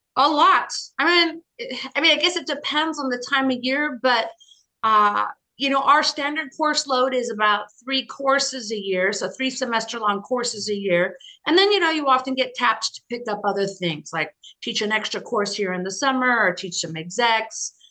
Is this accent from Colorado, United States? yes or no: yes; near Boulder, Colorado, United States; moved away as an adult; also born or lived in Boston, United States / Washington, United States; now in New York City, United States; I grew up in Colorado in the mountains, in a, in a cabin in the mountains near Boulder.